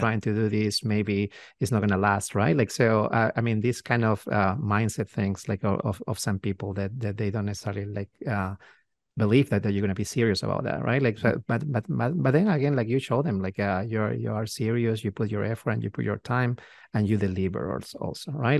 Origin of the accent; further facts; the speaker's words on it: Peru; moved away as an adult; now in United States; we, we're from Peru, from South America